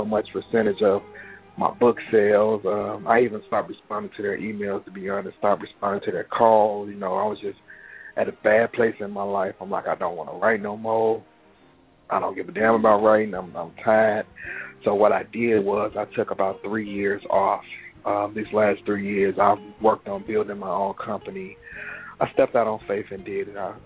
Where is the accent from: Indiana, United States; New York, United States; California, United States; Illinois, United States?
Illinois, United States; Chicago; I'm from Chicago, born and raised. Pretty much grew up here